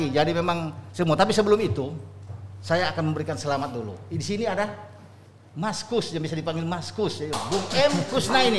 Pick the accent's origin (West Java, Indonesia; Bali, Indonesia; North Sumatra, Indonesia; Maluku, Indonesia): West Java, Indonesia; Bandung; now in Jakarta, Indonesia; Saya dari Bandung pindah ke Jakarta. Jakarta.